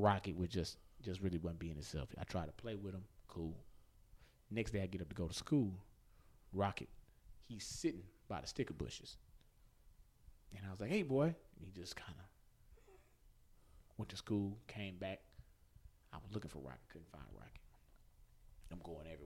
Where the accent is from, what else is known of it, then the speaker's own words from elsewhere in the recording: Houston, Texas, United States; I'm from Houston